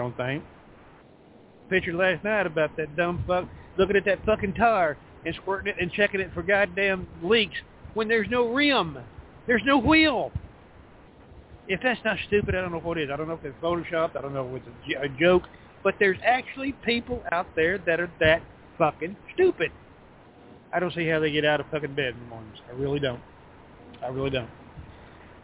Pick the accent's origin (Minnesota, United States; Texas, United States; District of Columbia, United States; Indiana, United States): Texas, United States; I'm from the South, Texas, right here where I sit